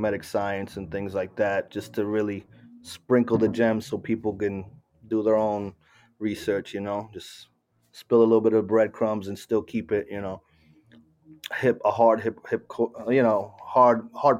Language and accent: English; Miami, Florida, United States; moved away as an adult; also born or lived in Argentina; now in Asheville, United States; growing up in South Florida and Miami.